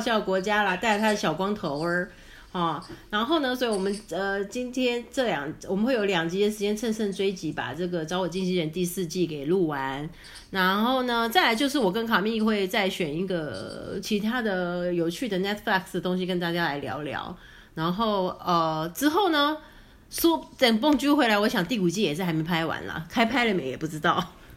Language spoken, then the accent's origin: Chinese; Taiwan; 我们台湾人